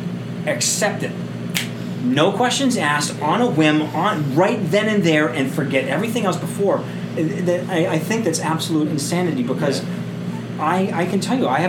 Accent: Cape Cod, Massachusetts, United States; moved away as an adult; also born or lived in Monadnock region, New Hampshire; now in New Hampshire, United States; I grew up on the Cape

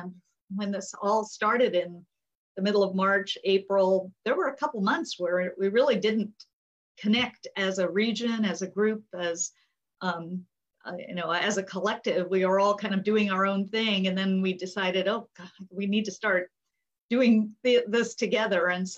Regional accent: Japan; born there; I was born in Japan. I was raised in Asia.

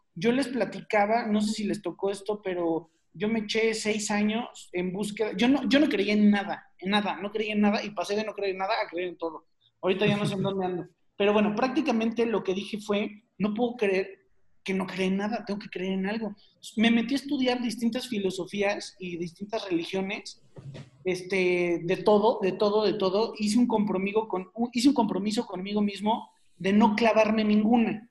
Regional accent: Mexico; los mexicanos somos súper sociales

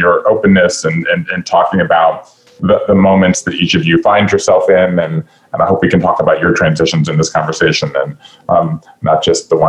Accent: Savannah, Georgia, United States; moved away as an adult; also born or lived in Northeast US / Japan; I grew up in Savannah, Georgia, five generations of Jews in the South

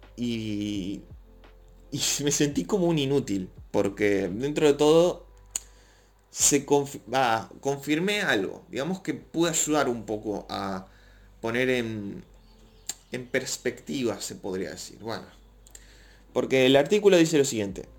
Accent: Argentina; Yo no vivo en México, soy de Argentina

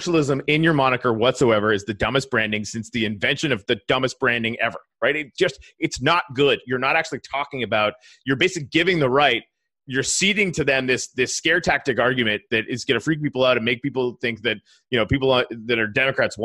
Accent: Canada; I'm from Canada.

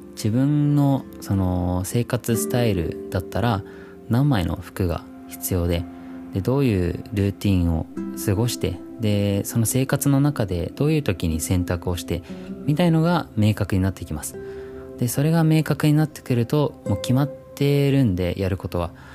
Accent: Christchurch, Canterbury, New Zealand; moved away as an adult; now in Japan; 僕実は自然豊かなニュージーランドという国で生まれ育って

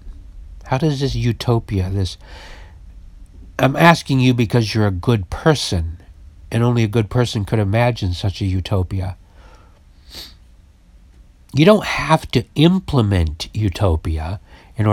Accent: Utah, United States; now in San Francisco, United States; I was raised in Utah

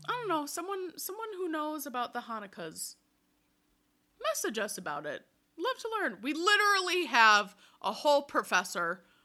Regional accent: Wisconsin, United States; we're from Wisconsin

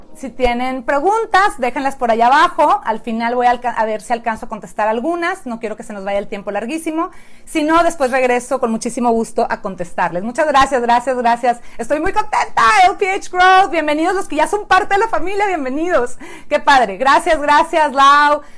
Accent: Mexico; moved away as an adult; now in San Diego, United States; soy mexicana. Tengo ya Nueve, 10 años viviendo en San Diego, California

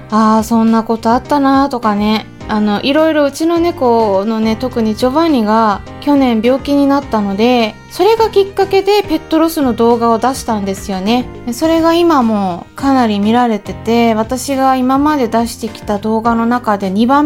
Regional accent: Hokkaido, Japan; born there; also born or lived in Hong Kong; まあ北海道生まれなんですけれどもね第二の故郷ということで香港に4年間おりましてで一応帰国子女なんですね

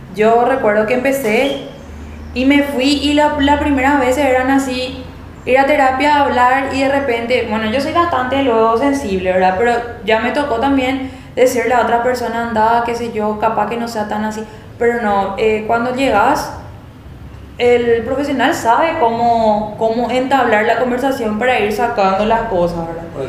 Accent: Paraguay; en nuestro país

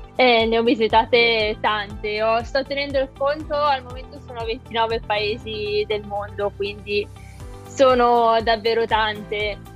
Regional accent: Malpensa area, Lombardy, Italy; moved away as an adult; now in Milan, Italy; sono Regione A della zona di Malpensa, quindi non mi sono spostata di molto

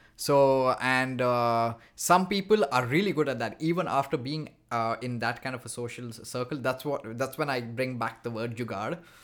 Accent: India; moved away as an adult; now in Montreal, Canada; I'm from India

